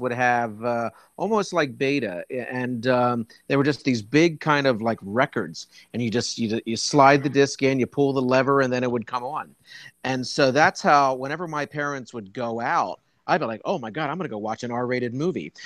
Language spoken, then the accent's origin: English; Wilmington, Delaware, United States; moved away as an adult; also born or lived in Philadelphia, Pennsylvania; now in New York, United States; I grew up in Wilmington, Delaware